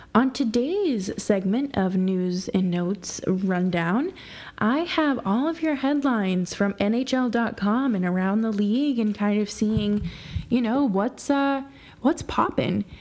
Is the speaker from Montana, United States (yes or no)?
no; New York, United States; a New Yorker myself